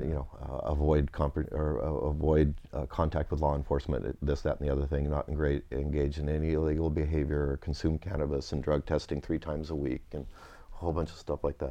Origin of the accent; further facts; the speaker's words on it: Napa Valley, California, United States; also born or lived in Winters, California; I grew up, I was born and raised in Napa Valley, so where I played as a child is now Opus One